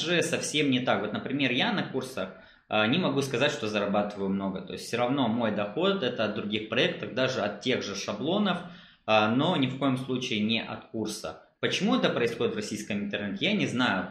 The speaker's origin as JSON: {"language": "Russian", "country": "Moldova", "said": "я из Молдавии, у нас рынок не очень таки большой"}